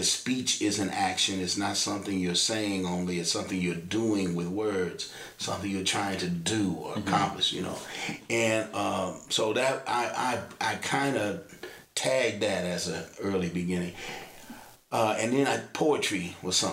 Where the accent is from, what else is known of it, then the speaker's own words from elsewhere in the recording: Kansas City, Kansas, United States; I grew up on the Kansas side of Kansas City